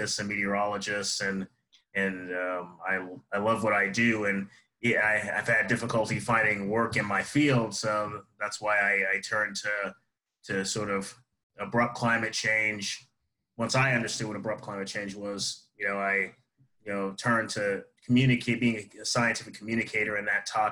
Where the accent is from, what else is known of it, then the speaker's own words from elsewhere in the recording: Seattle, Washington, United States; moved away as an adult; also born or lived in Mississippi; now in Lincoln, United States; I'm originally from Seattle, Washington, grew up there